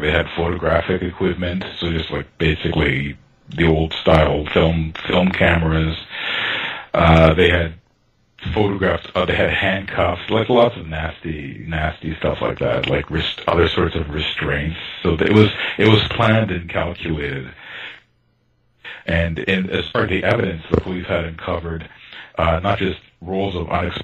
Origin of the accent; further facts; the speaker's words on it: Toronto, Ontario, Canada; I grew up in North Toronto, quite far from downtown